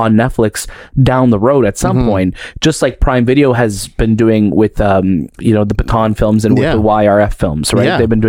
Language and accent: English; Brampton, Ontario, Canada; I grew up in Brampton.